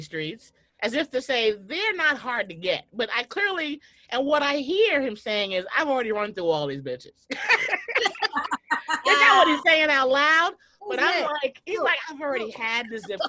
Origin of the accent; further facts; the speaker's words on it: New York City, New York, United States; I'm a New Yorker